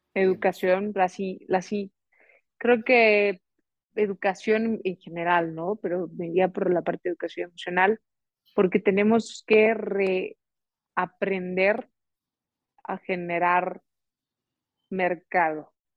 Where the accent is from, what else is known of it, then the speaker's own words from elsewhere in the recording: Mexico; con los resilientes y también creativos que somos mexicanos